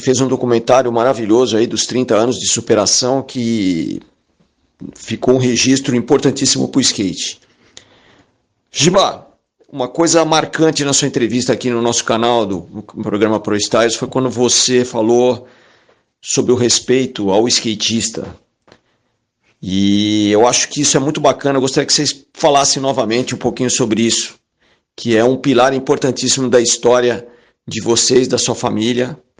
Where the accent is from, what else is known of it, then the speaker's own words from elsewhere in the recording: ABC region, São Paulo, Brazil; Somos aqui da mesma região do ABC